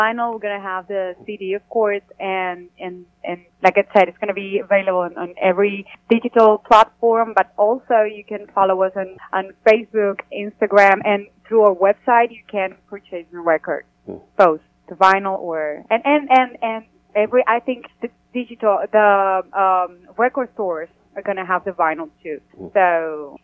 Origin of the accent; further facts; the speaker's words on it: Cuba; moved away as an adult; now in Nashville, United States; we come from Cuba